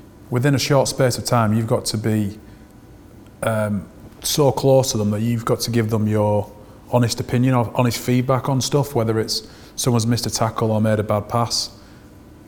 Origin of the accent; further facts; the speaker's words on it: Oldham, North West England, United Kingdom; also born or lived in Sydney, Australia; I grew up in Oldham, so not too far from Manchester.